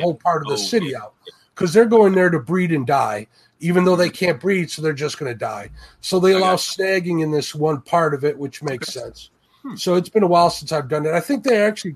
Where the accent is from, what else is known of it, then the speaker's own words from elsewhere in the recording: Chicago, Illinois, United States; accent: Chicago / Polish family; I have a Chicago / Polish family accent